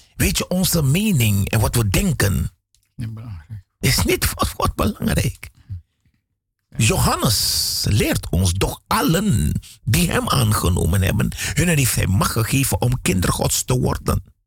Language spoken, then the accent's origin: Dutch; Suriname; moved away; Ik ben een Surinaamse jongen, want ik ben in Suriname geboren.